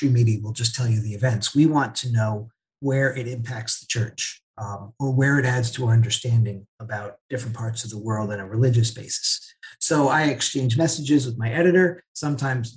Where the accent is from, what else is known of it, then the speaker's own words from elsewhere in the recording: New Jersey, United States; moved away as an adult; now in Lebanon; I grew up in New Jersey